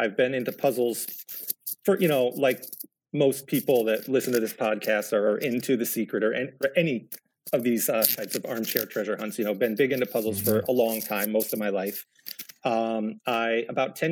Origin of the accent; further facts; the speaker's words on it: New York, United States; I'm from New York, and Montreal. I'm not all that far from Montreal, also.